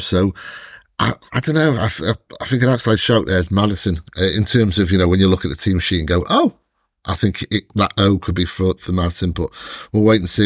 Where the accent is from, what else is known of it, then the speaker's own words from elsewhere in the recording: Welsh, Wales, United Kingdom; I'm Welsh